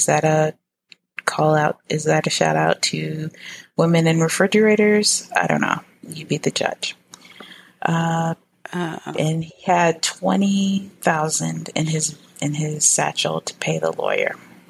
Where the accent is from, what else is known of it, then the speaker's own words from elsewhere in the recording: United States; I'm American.